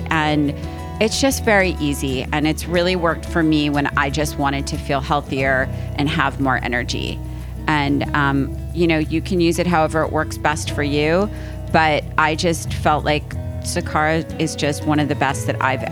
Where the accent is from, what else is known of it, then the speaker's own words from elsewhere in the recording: East Coast, United States; I am from the East Coast